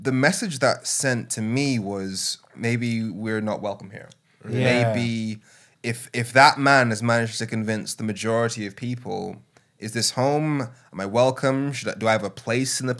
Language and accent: English; Birmingham, West Midlands, United Kingdom; moved away as an adult; also born or lived in Darlington / Brussels; I was born in Darlington, grew up in Birmingham.